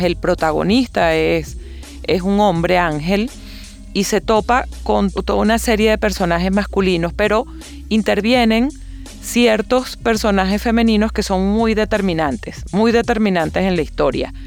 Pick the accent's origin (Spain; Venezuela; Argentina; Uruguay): Venezuela; como venezolana